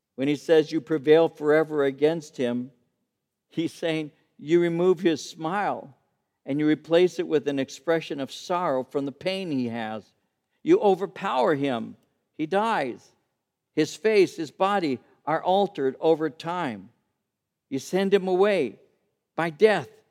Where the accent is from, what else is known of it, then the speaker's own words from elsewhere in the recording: Santa Fe Springs, California, United States; When I was taking catechism classes at the age of seven or eight at Saint Pius the Tenth Church in Santa Fe Springs